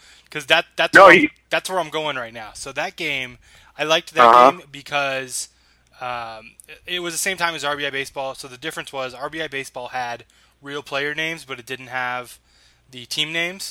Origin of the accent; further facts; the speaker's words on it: Bay Area, California, United States; I was growing up in the Bay Area